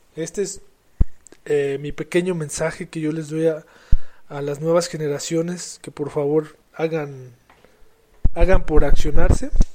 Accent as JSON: {"language": "Spanish", "country": "Mexico", "said": "yo soy mexicano"}